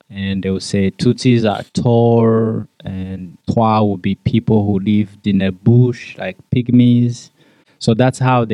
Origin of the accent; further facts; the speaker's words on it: Rwanda; I'm from Rwanda, born and raised in Rwanda.